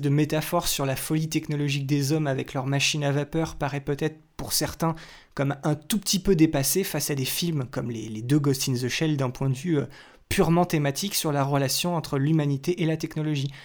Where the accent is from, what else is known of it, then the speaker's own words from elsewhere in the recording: France; chez nous en France